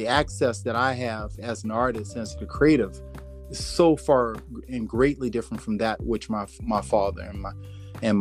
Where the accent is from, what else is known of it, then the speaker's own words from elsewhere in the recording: New Orleans, Louisiana, United States; growing up in the South and down in New Orleans, Louisiana, and growing up as a Black man in the South